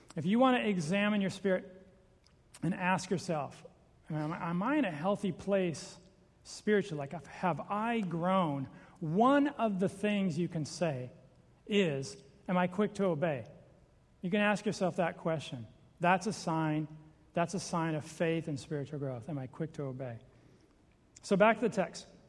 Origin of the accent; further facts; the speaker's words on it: Seattle, Washington, United States; I'm from Seattle.